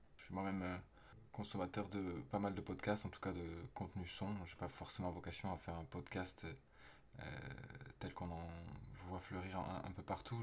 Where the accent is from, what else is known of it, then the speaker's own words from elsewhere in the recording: Toulouse, Occitania, France; also born or lived in Aveyron; now in Paris, France; né dans l'Aveyron, j'ai grandi à Toulouse